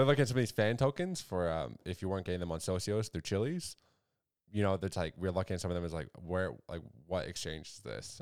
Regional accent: Canada; we're Canadian as well

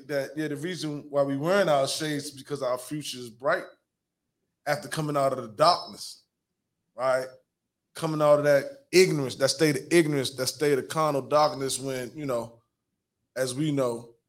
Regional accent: Washington, District of Columbia, United States; I'm from South, I'm a Southeast.

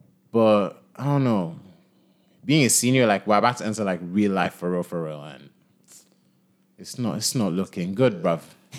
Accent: Nigeria; now in Philadelphia, United States; Nigeria. If they couldn't tell from, like, the... I think my American accent is pretty solid. Like, you know, I can say I'm from Philly. You know, so I'm from. I'm from North Philly.

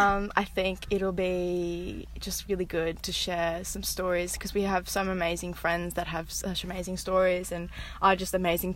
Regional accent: Queensland, Australia; I am from Queensland. I'm an Aussie girl. Obviously, you can tell by my accent. I have 5 people in my household, my parents, my little siblings, little sister and little brother. I'm a Catholic girl

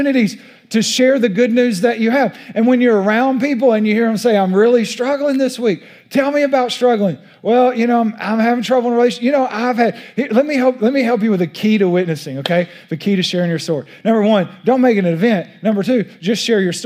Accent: East Texas, United States; accent: East Texas; my East Texas accent

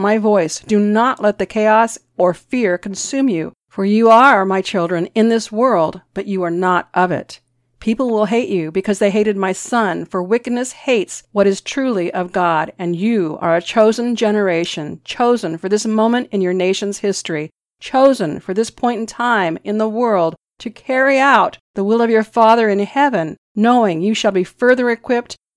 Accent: United States; As American Christians

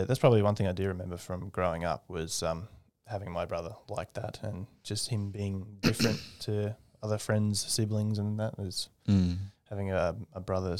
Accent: Brisbane, Queensland, Australia; also born or lived in Victoria; in Victoria, but mainly Redcliffe and north side of Brisbane.

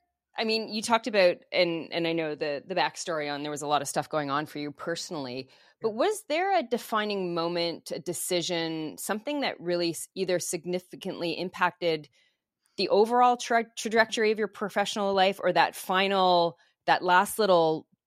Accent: Canada; And being Canadian, yeah.

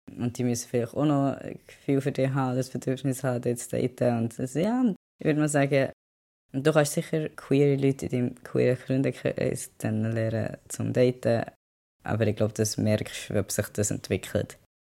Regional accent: Bern, Switzerland; moved away as an adult; now in London, United Kingdom; ich bin in Bern aufgewachsen, so eine grosse Stadt ist es nicht

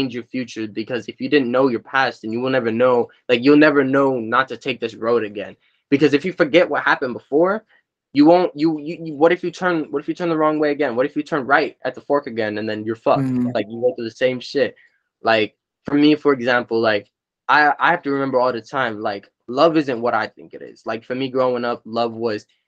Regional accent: California, United States; I'm from California.

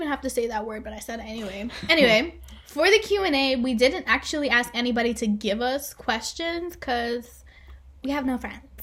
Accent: New York City, New York, United States; I'm from a beautiful, magical place that everybody would like to visit, and that is the Bronx

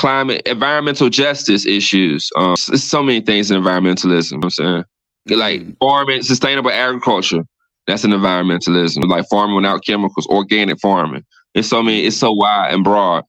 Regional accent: Weldon, North Carolina, United States; the house I grew up in Weldon

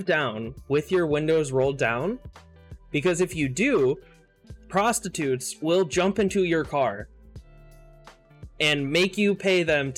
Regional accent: Ohio, United States; now in Bay Area, United States; I was born in Southern Ohio. Literally, like, you go right, like 5 minutes away, you go over the bridge over the river and you're in Kentucky. That's like, that's, I was like on the bottom little tip of Ohio

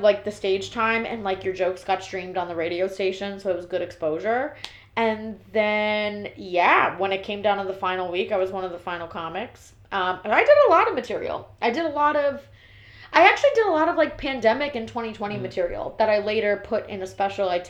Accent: Miami, Florida, United States; moved away as an adult; also born or lived in New Jersey / Brooklyn; now in New York, United States; But I grew up in Miami. So I went to school in Kendall

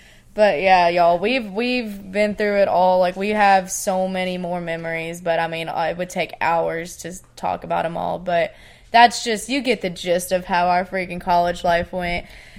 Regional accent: Tennessee, United States; accent: Tennessee

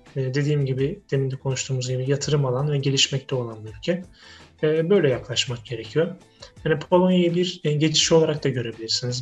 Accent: Istanbul, Turkey; moved away as an adult; now in Wrocław, Poland; ben İstanbulluyum

